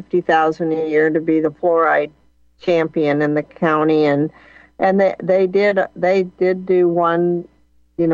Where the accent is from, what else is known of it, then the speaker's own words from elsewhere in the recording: Flint, Michigan, United States; I was born in Flint, Michigan, Flint water crisis, heavily fluoridated as a kid.